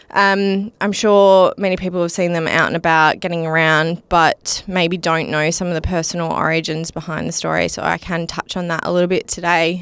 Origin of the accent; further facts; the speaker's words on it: Mukinbudin, Western Australia, Australia; I grew up in Muck and Booden